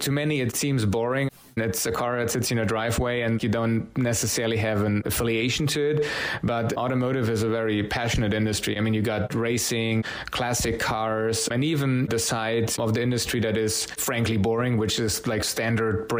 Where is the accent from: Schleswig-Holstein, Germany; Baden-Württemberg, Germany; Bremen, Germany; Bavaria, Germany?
Bavaria, Germany; Munich; moved away; I'm originally from Munich, Germany